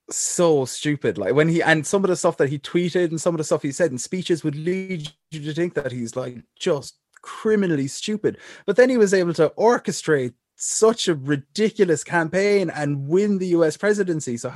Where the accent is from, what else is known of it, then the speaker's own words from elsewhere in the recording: Ireland; I was sitting in Cork.